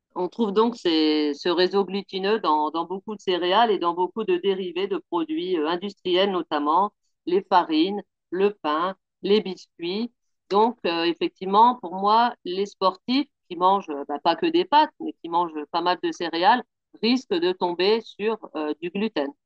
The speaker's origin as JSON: {"language": "French", "area": "Picardy", "region": "Hauts-de-France", "country": "France", "moved": "as an adult", "lives_now": "Pau, France", "said": "je suis originaire euh, de Picardie. Ça fait bientôt 8 ans que j'habite à Pau maintenant"}